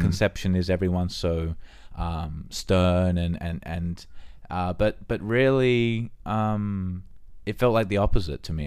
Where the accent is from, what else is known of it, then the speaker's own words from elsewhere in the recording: Australia; moved away; we're from Australia